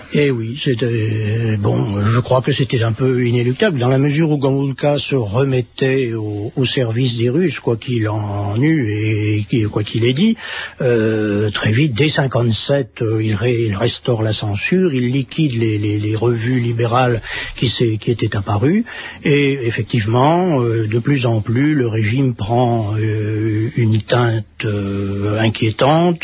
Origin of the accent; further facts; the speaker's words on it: France; chez nous en France